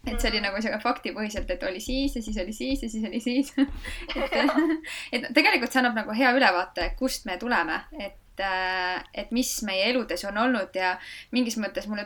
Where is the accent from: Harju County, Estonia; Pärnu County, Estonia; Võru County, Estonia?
Harju County, Estonia; Loksa; mina äh, tegelikult olen pärit sellisest väikesest linnakesest nagu Loksa, mis asub Harjumaal